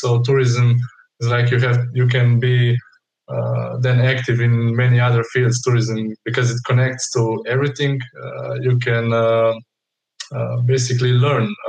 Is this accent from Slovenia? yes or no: yes; Trbovlje, Slovenia; also born or lived in Portorož; I come from Slovenia, really from a small town called Trbovlje.